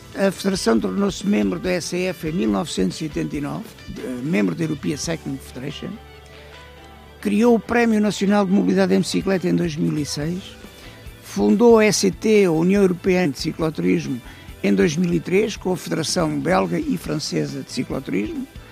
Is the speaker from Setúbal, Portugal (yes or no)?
no; Algarve, Portugal; moved away; also born or lived in Sesimbra; Eu sou oriundo do Algarve, vivia em Sesimbra